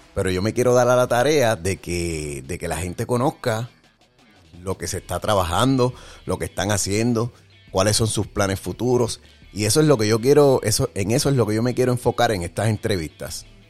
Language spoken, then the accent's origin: Spanish; Jayuya, Puerto Rico; soy de la Tierra Alta, Jayuya